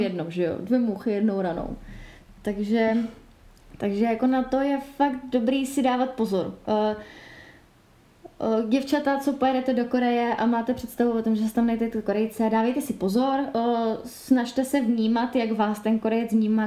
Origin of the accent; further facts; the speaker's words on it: Czechia; u nás v Čechách